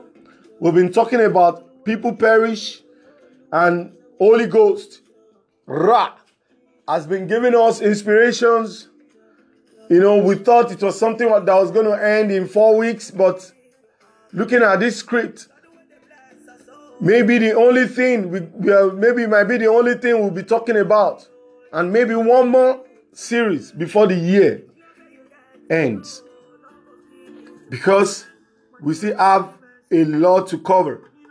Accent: Lagos, Nigeria; from Lagos, Nigeria.

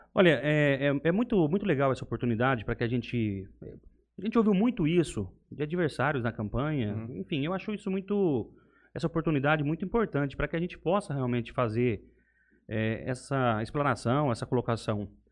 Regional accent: Buritama, São Paulo, Brazil; moved away as an adult; also born or lived in Cuiabá; now in Jales, Brazil; Eu sou natural de Buritama, uma cidade de 130 quilômetros daqui. Lá eu nasci, lá eu passei toda a minha infância.

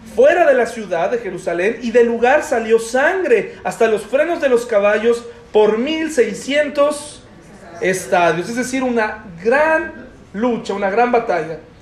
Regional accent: Mexico; como mexicanos

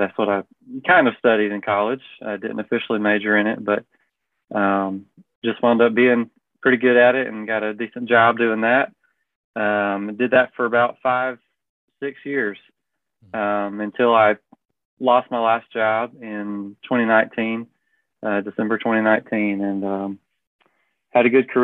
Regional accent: Prattville, Alabama, United States; now in Montgomery, United States; I grew up in Prattville, a large family

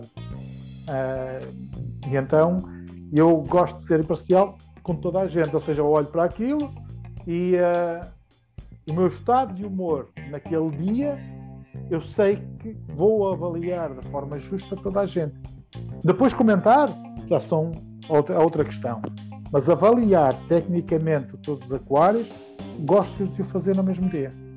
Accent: Portugal; como português de ter no meu país

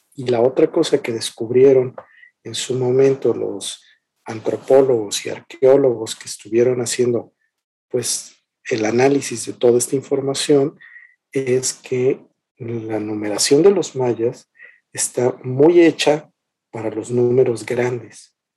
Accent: Mexico; nosotros como mexicanos

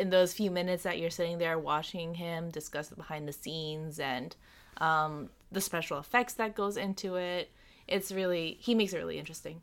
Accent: Long Island, New York, United States; I'm from Long Island

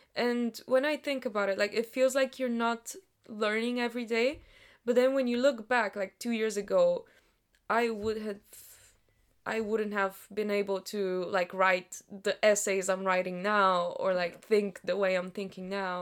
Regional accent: Sofia, Sofia City, Bulgaria; English is a second language; moved away as an adult; now in United Kingdom; the universities of sofia my hometown

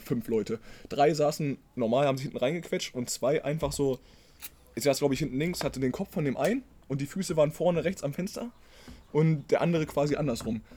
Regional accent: Braunschweig, Lower Saxony, Germany; wir kommen ja aus Braunschweig aus der Nähe

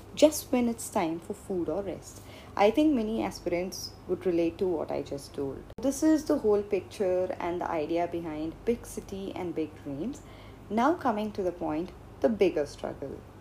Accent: India; Being brought up in India and growing up in India

